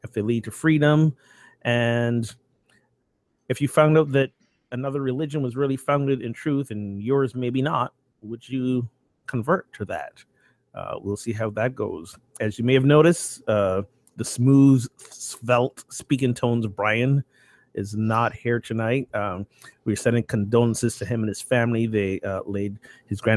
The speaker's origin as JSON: {"language": "English", "country": "Barbados", "moved": "yes", "lives_now": "Amesbury, United States", "said": "my home country of Barbados"}